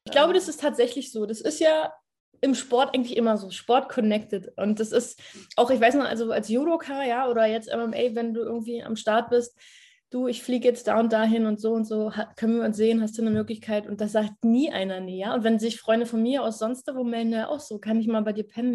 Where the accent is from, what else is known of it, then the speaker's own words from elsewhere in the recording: Berlin, Germany; wir haben in ja, Berlin auch ein Lichtenberg, ist ein Bezirk.